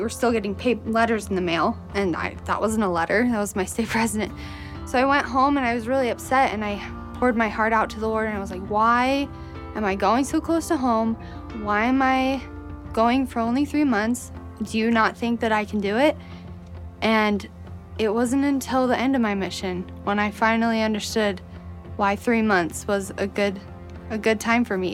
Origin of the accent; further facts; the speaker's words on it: Virginia, United States; I was from Virginia